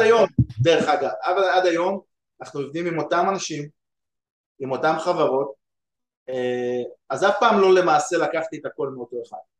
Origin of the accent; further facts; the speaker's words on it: Ramla, Central District, Israel; now in United States; אני גדלתי ברמלה